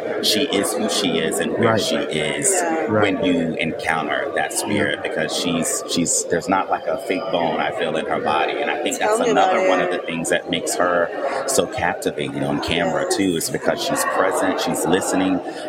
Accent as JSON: {"language": "English", "region": "the South", "country": "United States", "tie": "born or raised there", "said": "I grew up in the South"}